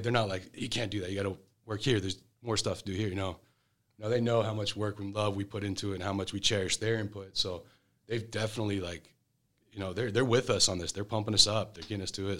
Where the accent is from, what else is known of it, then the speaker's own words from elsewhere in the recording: Atlanta, Georgia, United States; I'm from Atlanta, Georgia.